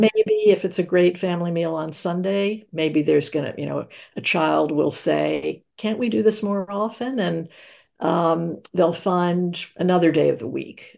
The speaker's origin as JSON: {"language": "English", "town": "New York City", "region": "New York", "country": "United States", "tie": "born or raised there", "said": "I grew up in New York City in Manhattan"}